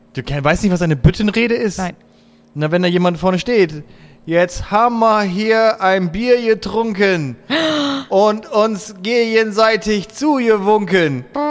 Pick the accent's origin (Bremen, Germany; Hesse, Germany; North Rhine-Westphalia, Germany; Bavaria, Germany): Bremen, Germany; ich komme aus Bremen